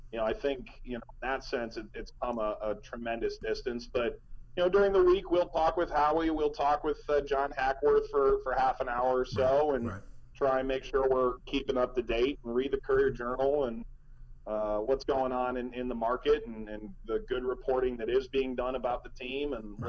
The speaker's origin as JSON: {"language": "English", "town": "Cleveland", "region": "Ohio", "country": "United States", "tie": "born or raised there", "also_born_or_lived": "New York", "moved": "as an adult", "lives_now": "New York area, United States", "said": "grew up in Cleveland"}